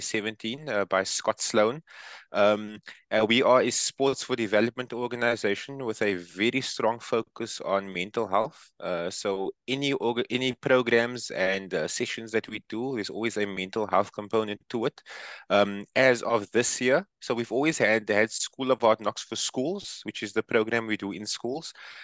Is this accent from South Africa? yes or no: yes; Cape Town, Western Cape, South Africa; from Cape Town, South Africa.